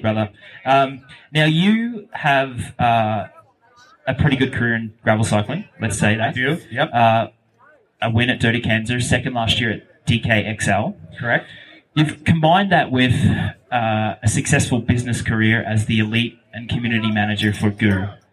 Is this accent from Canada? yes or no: no; Australia; I grew up in Australia in the mid 90s, early 2000s, when no one knew about cycling.